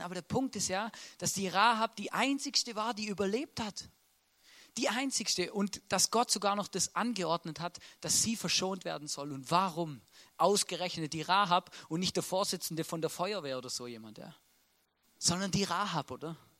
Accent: Swabia, Baden-Württemberg, Germany; moved away as an adult; now in Austria; Ich wollte eigentlich beim, beim Daimler schaffen, einen Mercedes fahren und ein Haus bauen, oder? Das wäre typisch schwäbisch

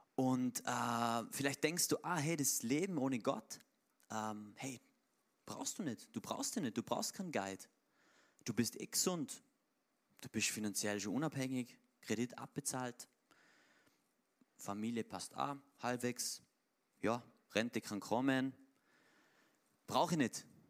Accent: Tyrol, Austria

